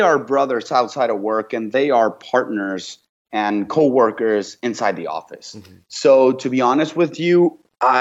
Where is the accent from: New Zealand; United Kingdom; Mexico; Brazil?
Mexico; moved away; also born or lived in Paris / Vancouver; I'm from Mexico.